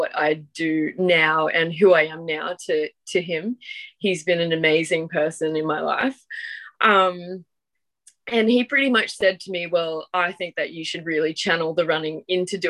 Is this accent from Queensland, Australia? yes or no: yes; Ingham, Queensland, Australia; moved away as an adult; also born or lived in Atherton Tablelands; where I grew up in Ingham, the athletics track was within 200 meters of my house